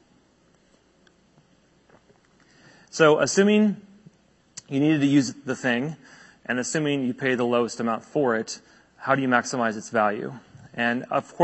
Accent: United States; As an American

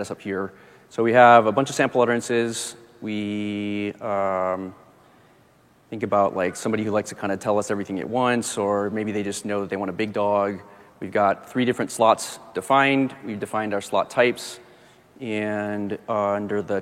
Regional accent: Michigan, United States; I'm from Michigan.

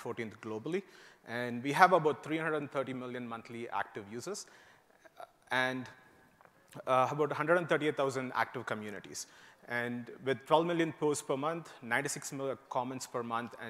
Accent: India; moved away as an adult; also born or lived in Indiana, United States; now in United States; I grew up in India and moved to the US to work to do my master's at Purdue University

